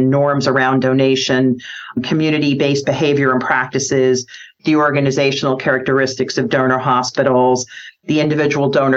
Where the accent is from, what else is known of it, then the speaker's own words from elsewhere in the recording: Nebraska, United States; also born or lived in Birmingham, Alabama; my home state here of Nebraska